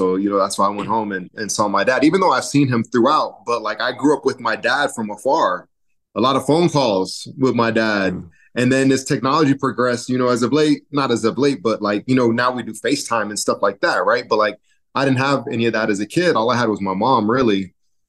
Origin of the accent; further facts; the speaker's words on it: Chicago, Illinois, United States; also born or lived in Lagos, Nigeria; just growing up in the inner city, I grew up in the Lathrop Homes projects. It was a dangerous community.